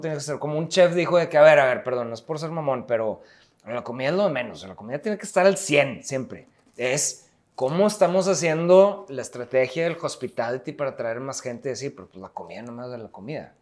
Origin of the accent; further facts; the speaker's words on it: Mexico; como somos los mexicanos